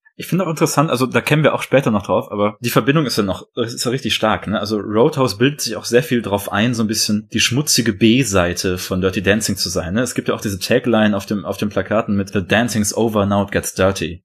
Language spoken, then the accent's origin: German; Detmold, North Rhine-Westphalia, Germany; meiner Heimatstadt, Detmold in oh. Ostwestfalen